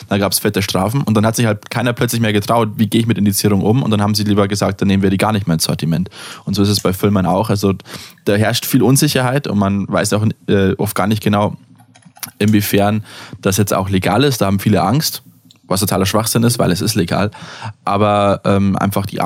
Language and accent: German; United States; ich bin Amerikaner, ich darf Czerne sagen.